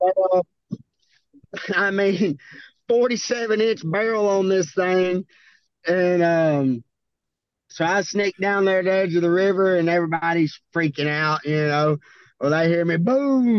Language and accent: English; Hamburg, Arkansas, United States; I'm from Milo, I'm from Hamburg, Arkansas